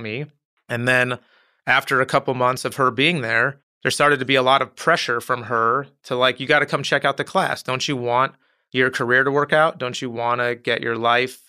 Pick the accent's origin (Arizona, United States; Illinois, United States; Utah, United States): Arizona, United States; Tucson; moved away as an adult; also born or lived in California; now in Los Angeles, United States; I'm from Tucson, Arizona, originally. Had a wonderful childhood, and then I moved to California for college